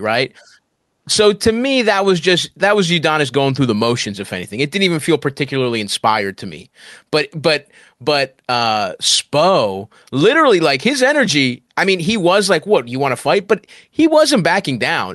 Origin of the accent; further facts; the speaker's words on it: Baltimore, Maryland, United States; moved away as an adult; now in New York, United States; I grew up in Baltimore